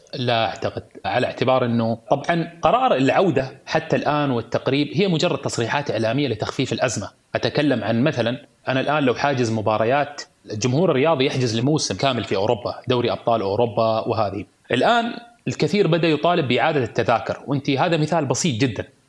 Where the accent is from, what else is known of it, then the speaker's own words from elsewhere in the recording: Qatar; انا مولود في قطر